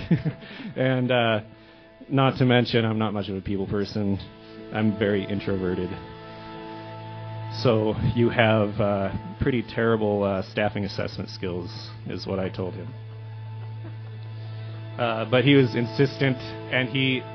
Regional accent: Billings, Montana, United States; now in Helena, United States; I'm from Billings

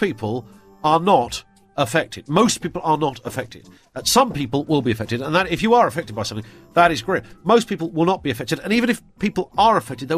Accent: Scunthorpe, Yorkshire and the Humber, United Kingdom; born there; accent: northern; now in Bromley, United Kingdom; Well, I was born in the north. I was born in Scunthorpe. So, yes, I did have a northern accent up to the age of...

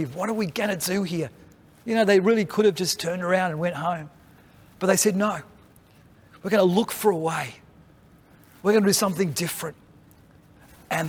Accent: Australia; we partner together as Australian Baptists

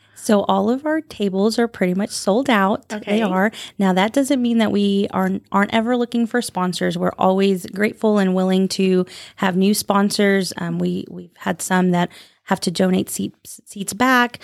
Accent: Phoenix, Arizona, United States; moved away as an adult; also born or lived in San Angelo, Texas; now in Lubbock, United States; I am originally from Phoenix, Arizona.

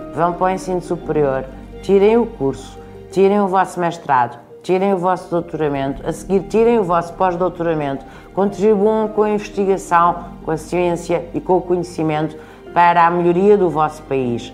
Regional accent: Portugal; enquanto portugueses e portuguesas

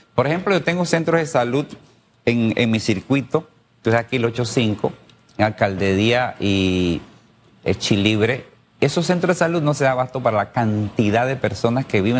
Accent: Panama; somos panameños

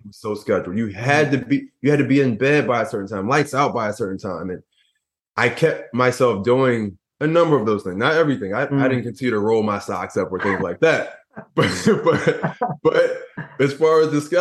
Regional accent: Philadelphia, Pennsylvania, United States; I grew up in Philadelphia and, you know, in the ghettos of Philadelphia

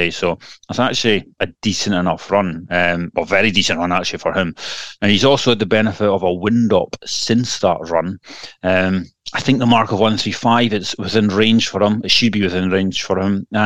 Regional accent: Elgin, Scotland, United Kingdom; my hometown, Elgin City

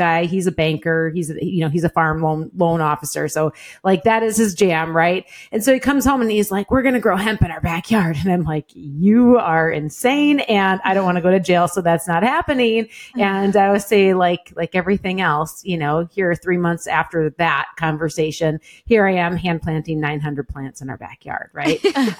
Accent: southern Wisconsin, United States; now in Green Bay area, United States; grew up, you know, in a little small town in southern Wisconsin, milking cows

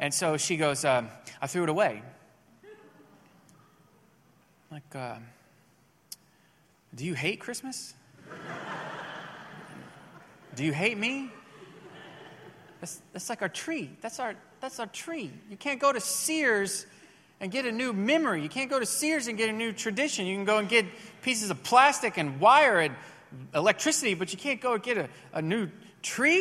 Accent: Missouri, United States; moved away as an adult; now in Texas, United States; one of the traditions at my house growing up in Missouri

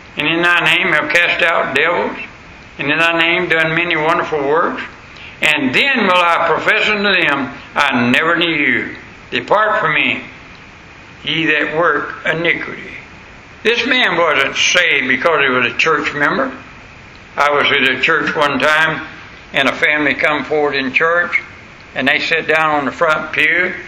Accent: the South, United States; accent: southern; my southern accent

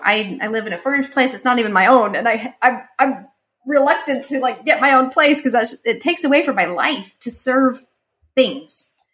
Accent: Utah, United States; moved away; I grew up in Utah, and when I grew up, I th- everyone was the same color as me and the same mindset.

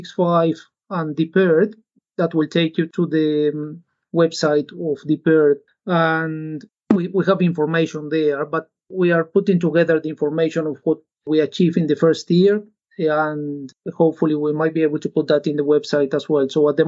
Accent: Uruguay; English is a second language; I am from Uruguay, and in Uruguay, agriculture and livestock is our main source of income for the country, and it's very important.

